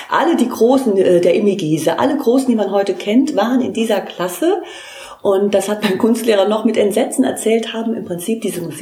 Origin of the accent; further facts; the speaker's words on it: Trier, Rhineland-Palatinate, Germany; ich komme aus Trier